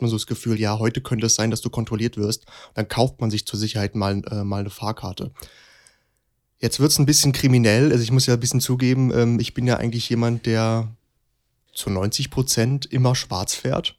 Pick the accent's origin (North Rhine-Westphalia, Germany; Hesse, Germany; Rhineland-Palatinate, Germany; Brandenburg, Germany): Hesse, Germany; gerade als Hesse dann noch in Berlin